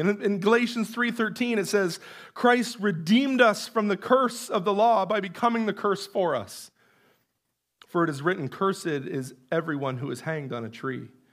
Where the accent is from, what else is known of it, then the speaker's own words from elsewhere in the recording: Canada; most of us being Canadian